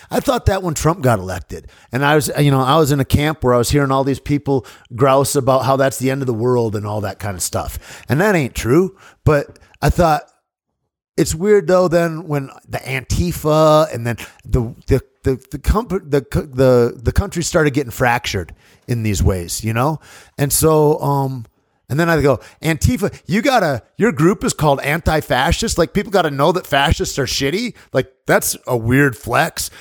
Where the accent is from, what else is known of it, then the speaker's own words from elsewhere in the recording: Michigan, United States; moved away; friends of mine that I grew up in Michigan